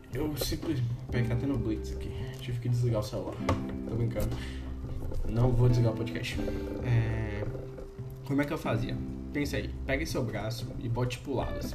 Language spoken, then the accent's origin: Portuguese; Brazil; da minha infância lá no Mansão do Triunfo